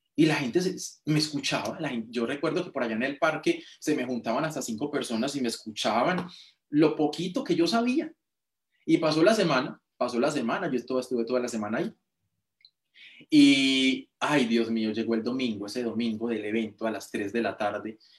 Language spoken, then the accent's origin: Spanish; Girardota, Antioquia, Colombia; now in Medellín, Colombia; Mi pueblo se llama Girardota. Mis papás en este momento, yo no vivo ahí en este momento, sí estoy en Medellín, pero ellos viven en el pueblo